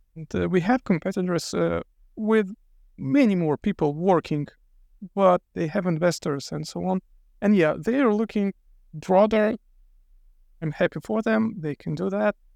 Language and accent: English; Lithuania; I'm from Lithuania